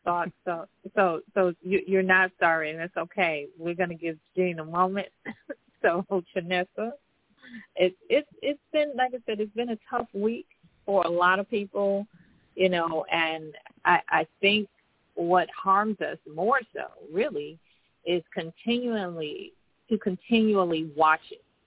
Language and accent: English; Chicago, Illinois, United States; I was born in Chicago.